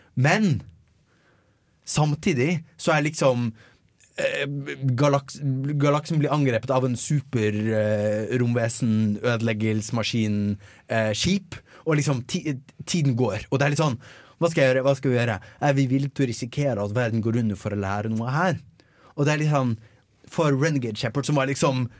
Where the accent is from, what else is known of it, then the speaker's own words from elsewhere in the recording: Bergen, Vestland, Norway; Jeg er fra Bergen